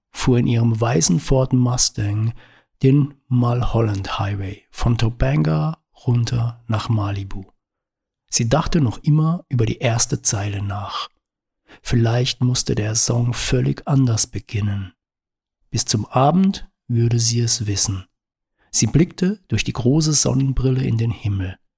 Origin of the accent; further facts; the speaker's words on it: Baden-Württemberg, Germany; moved away as an adult; Und ich komme aus dem Schwarzwald hat ausschließlich positives Feedback zur Folge. Dabei war der Schwarzwald schon lange nicht mehr das, was er vor etwa 30 Jahren noch war als ich mit 20 von dort wegzog in die große Stadt.